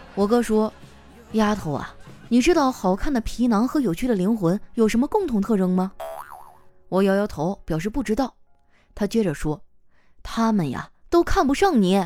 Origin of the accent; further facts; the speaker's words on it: Northeast China, China; 我们东北人呢，有与众不同的天赋